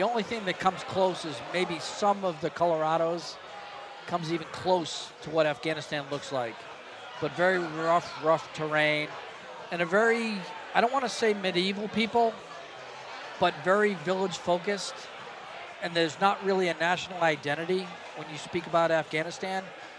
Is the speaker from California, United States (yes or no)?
no; Hull, Massachusetts, United States; I grew up in a little town south of Boston called Hull, Massachusetts, which is a little coastal community, so I grew up on the water.